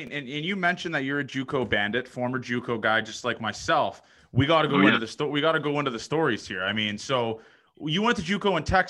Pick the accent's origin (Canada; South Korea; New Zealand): Canada; Toronto, Ontario; also born or lived in Nebraska; being a guy from Toronto, I didn't really understand the whole country lifestyle and all that kind of stuff. So I went to school in Nebraska